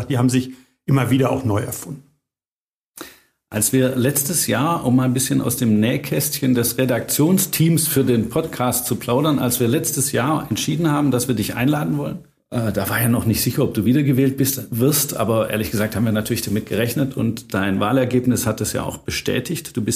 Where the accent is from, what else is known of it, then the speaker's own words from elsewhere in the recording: Hagen, North Rhine-Westphalia, Germany; born there; ich bin ja nur in Hagen geboren.